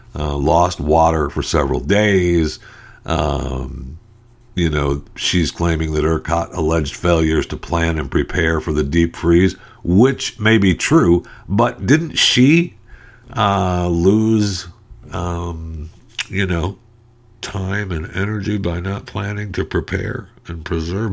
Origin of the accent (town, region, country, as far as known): United States